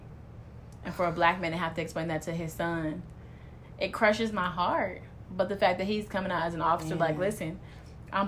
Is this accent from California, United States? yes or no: yes; Los Angeles, California, United States; my hometown, you know, in L.A.